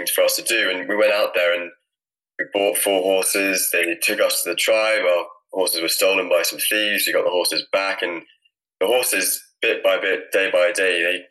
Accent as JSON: {"language": "English", "region": "Scotland", "country": "United Kingdom", "said": "I'm from Scotland and live in a little farm just north of Edinburgh, and had some ponies when I was younger"}